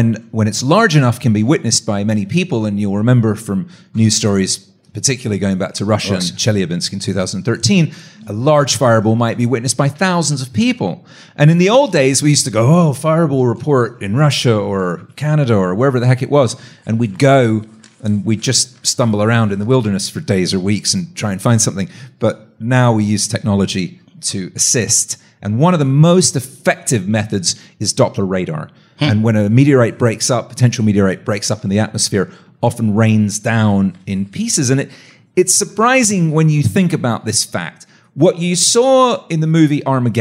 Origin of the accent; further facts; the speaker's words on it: London, United Kingdom; I grew up in the Geological Museum in London